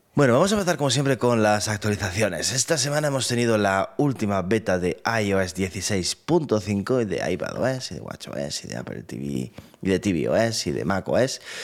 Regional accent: Andalusia, Spain; also born or lived in Granada; somos los andaluces

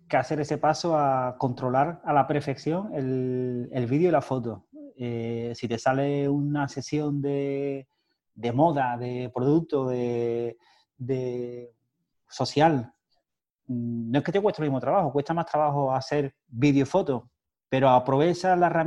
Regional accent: Cádiz, Andalusia, Spain; nosotros somos de Cádiz

